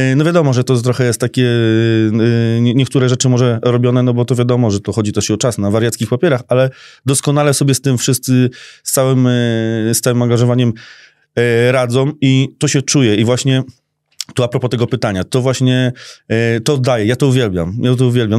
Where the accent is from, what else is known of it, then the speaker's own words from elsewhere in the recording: Skierniewice, Łódź Voivodeship, Poland; ja się urodziłem w Skierniewicach tu jestem